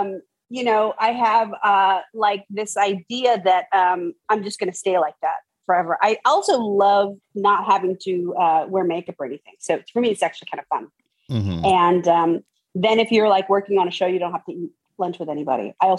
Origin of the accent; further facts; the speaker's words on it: San Francisco, California, United States; Yes, in San Francisco.